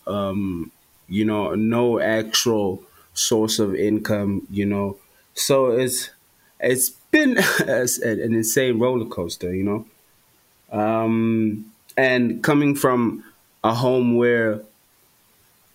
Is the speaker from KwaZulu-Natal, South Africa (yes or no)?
yes; Durban, KwaZulu-Natal, South Africa; moved away as an adult; now in Johannesburg, South Africa; I grew up in Durban